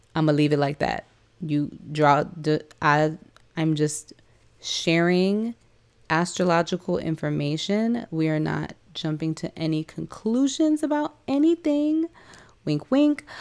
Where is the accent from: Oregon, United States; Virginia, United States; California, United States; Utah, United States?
California, United States; San Diego; I was raised in San Diego, California